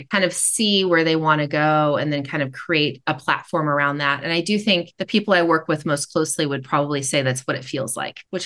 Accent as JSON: {"language": "English", "town": "Sacramento", "region": "California", "country": "United States", "tie": "born or raised there", "also_born_or_lived": "Oakland, California", "said": "then we moved to Sacramento"}